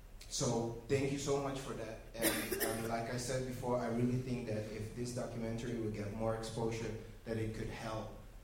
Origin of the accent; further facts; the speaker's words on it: Amsterdam, North Holland, Netherlands; I'm born and raised in Amsterdam, so I went to school here.